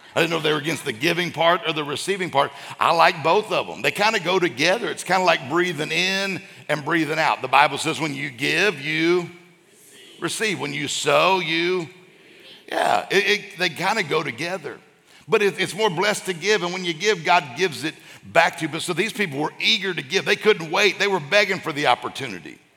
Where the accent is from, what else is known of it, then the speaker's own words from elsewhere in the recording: Mississippi, United States; now in Florida, United States; I grew up in Mississippi